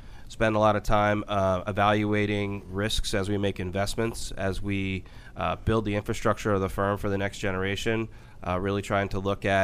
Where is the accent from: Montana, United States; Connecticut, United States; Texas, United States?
Connecticut, United States; Ridgefield; moved away as an adult; also born or lived in New York; I grew up in Richfield, Connecticut